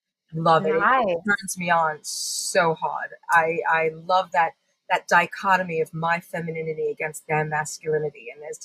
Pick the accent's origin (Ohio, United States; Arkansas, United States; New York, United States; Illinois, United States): New York, United States; Long Island; accent: mix of Long Island and British; So it's interesting because my accent is this interesting mix of growing up on Long Island and enforcement with my British grandmother.